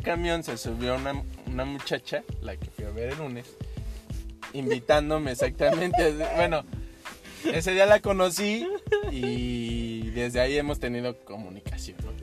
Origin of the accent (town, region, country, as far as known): Mexico; now in Canada